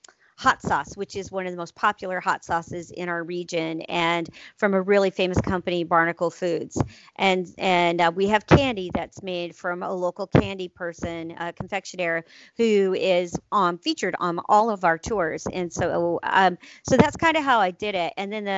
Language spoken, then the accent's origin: English; Juneau, Alaska, United States; I'm starting in Southeast Alaska with Travel Juneau because it's my hometown.